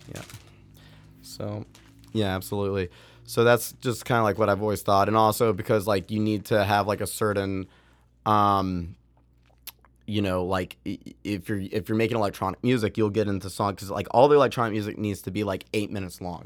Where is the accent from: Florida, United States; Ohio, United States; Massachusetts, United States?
Massachusetts, United States; Boston; growing up in Boston, there's a, there's a music production school called Maven there